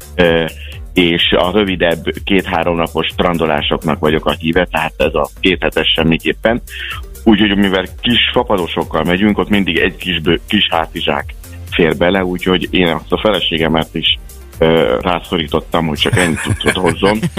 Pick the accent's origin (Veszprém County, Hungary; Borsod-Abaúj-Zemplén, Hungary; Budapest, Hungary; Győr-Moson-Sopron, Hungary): Borsod-Abaúj-Zemplén, Hungary; Miskolc; mi mind a ketten miskolciak vagyunk, ugye gyerekkorunk óta ö, jóba voltunk